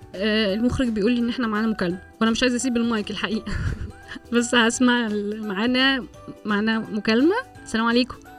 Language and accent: Arabic; Egypt; احنا عندنا في مصر